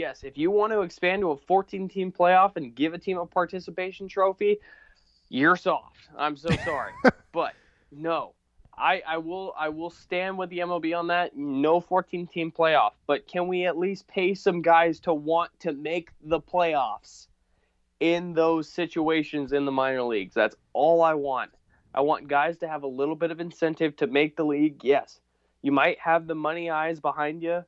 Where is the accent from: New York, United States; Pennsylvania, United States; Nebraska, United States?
Nebraska, United States; I'm from Nebraska